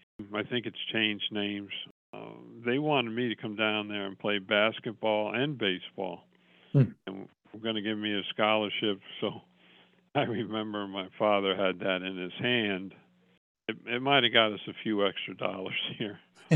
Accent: Rahway, New Jersey, United States; also born or lived in Graceville; After I was born out there in Graceville, then a couple months later, they moved back to New Jersey, where they both were from. Roway.

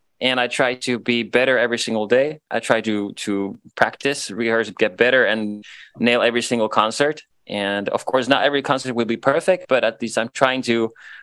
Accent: Vantaa, Uusimaa, Finland; first language Swedish; English is a second language; we're from Tikkurila, very proud of it

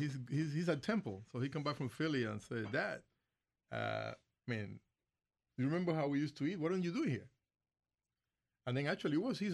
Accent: Cuba; moved away as an adult; now in United States; Originally, I came from Cuba in 1995.

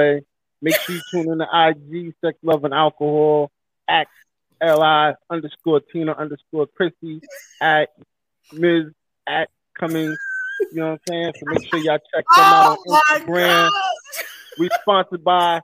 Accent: New York City, New York, United States; also born or lived in North Carolina; I've always been Brooklyn, Brooklyn all day

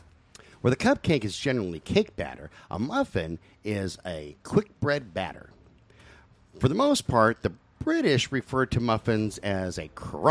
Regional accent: the South, United States; I'm from the South.

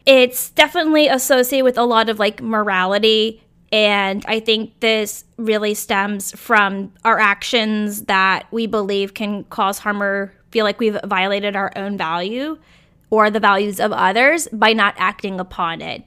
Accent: Virginia, United States; born or raised there; moved away

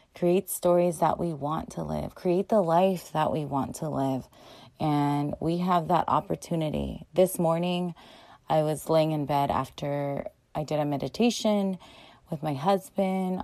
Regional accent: United States; They were born in the Philippines and they came to America to have a better life and to give us better lives and but I was born here so first generation in America

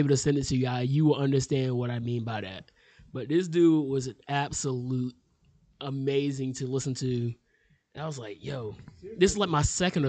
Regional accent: United States; I'm an American.

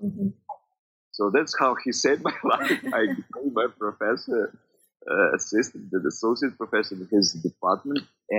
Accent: Cherkasy Oblast, Ukraine; also born or lived in Dnipropetrovsk; I moved to Cherkasy region, to my hometown, Vakutno.

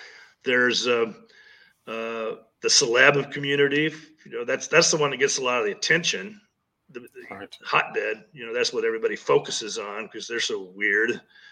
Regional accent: Kansas, United States; when I grew up in Kansas, it was tornado country

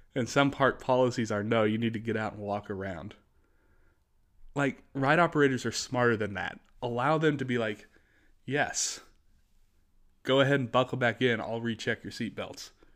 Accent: United States; I'm just an American

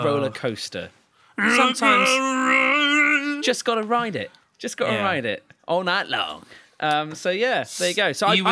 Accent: England, United Kingdom; That's my duty as an Englishman

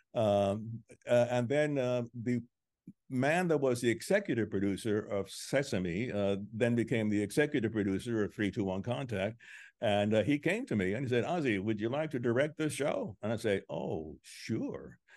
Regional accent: Cuba; moved away; I was born in Cuba

